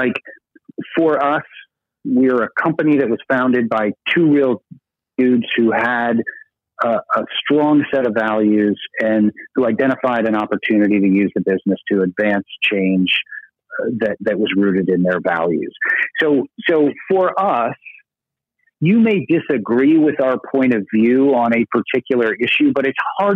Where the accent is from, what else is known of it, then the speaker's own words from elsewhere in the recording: Burlington, Vermont, United States; in my hometown of Burlington, Vermont